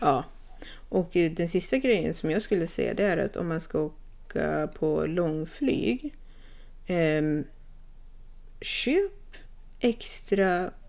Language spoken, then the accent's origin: Swedish; Sweden; moved away as an adult; jag flög faktiskt till mitt hemland